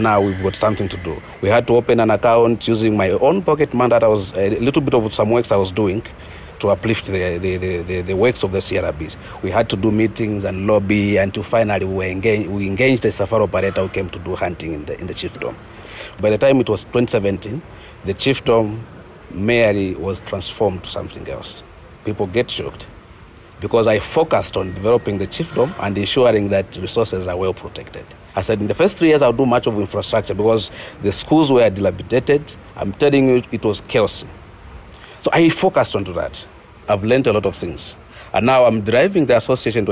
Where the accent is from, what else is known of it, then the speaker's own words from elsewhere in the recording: West Petauke, Eastern Province, Zambia; I was born and grew up in the eastern part of Zambia, in the West Petauke game management areas.